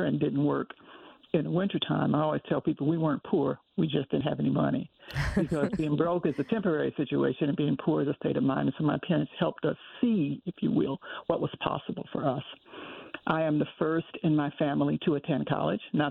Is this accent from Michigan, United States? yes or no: yes; Detroit, Michigan, United States; And so I grew up in Detroit